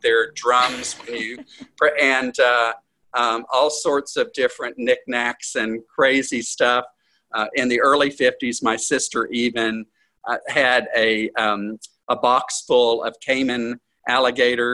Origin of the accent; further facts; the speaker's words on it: Edgewater, Florida, United States; also born or lived in Gainesville, Florida; I moved back here to Edgewater from Gainesville in 1976.